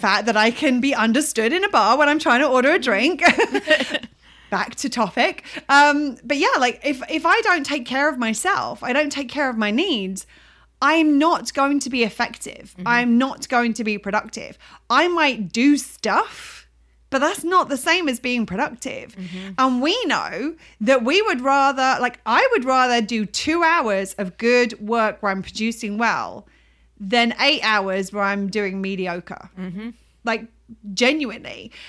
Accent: United Kingdom; my American friends think I'm so British, and I hear myself when speaking to my British people

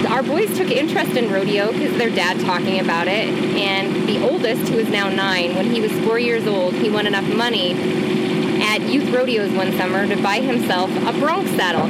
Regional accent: Montana, United States; Born and raised in Montana, my grandparents ranched south of Whitehall in Waterloo, Montana

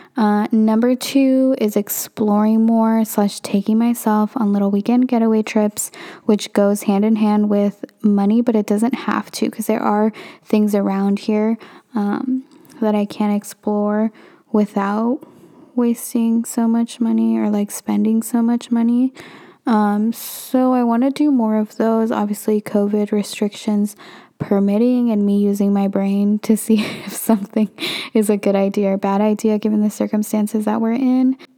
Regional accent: Northern California, United States; also born or lived in Santa Barbara, California; I am from Northern California

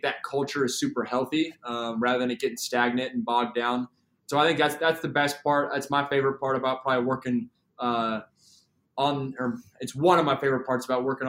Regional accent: Seattle, Washington, United States; And then that coupled with I'm also from Seattle. So I lost my Supersonics.

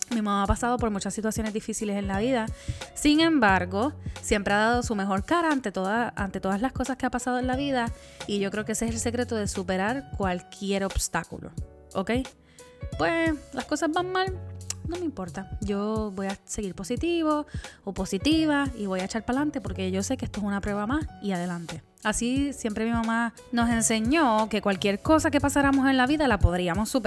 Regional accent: Puerto Rico; yo soy la boricua fuera de la isla.

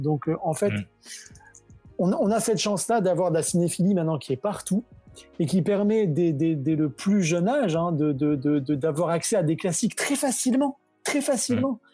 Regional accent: Senegal; moved away as an adult; also born or lived in France; je suis né au Sénégal, où j'ai grandi, j'ai fait mes études en France

